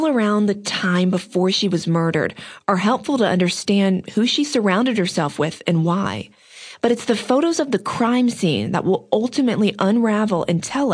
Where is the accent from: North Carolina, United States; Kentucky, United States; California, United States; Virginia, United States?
North Carolina, United States; Outer Banks; I grew up on the Outer Banks, and so did Mike